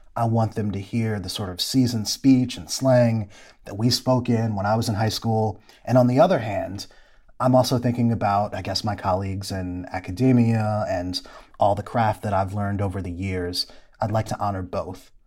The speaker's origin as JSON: {"language": "English", "town": "Ypsilanti", "region": "Michigan", "country": "United States", "tie": "born or raised there", "also_born_or_lived": "Atlanta", "moved": "yes", "said": "my hometown of Ypsilanti, Michigan"}